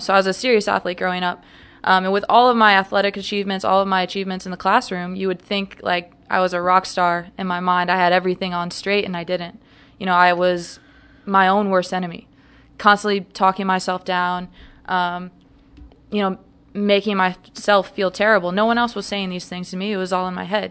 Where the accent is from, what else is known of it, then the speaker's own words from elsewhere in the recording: St. Louis, Missouri, United States; moved away as an adult; also born or lived in Providence, Rhode Island; now in Dallas, United States; I am originally from Saint Louis, Missouri